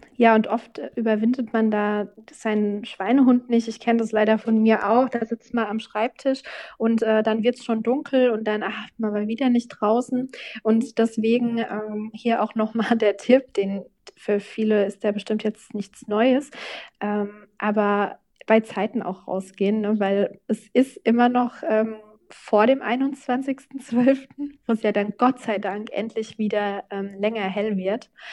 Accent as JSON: {"language": "German", "town": "Obernburg am Main", "region": "Bavaria", "country": "Germany", "tie": "born or raised there", "said": "in Obernburg und Eisenbach, also meinem Heimatort"}